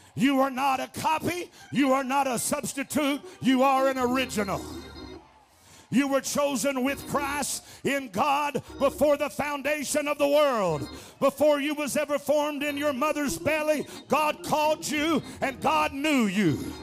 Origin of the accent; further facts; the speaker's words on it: Arkansas, United States; I'm from Arkansas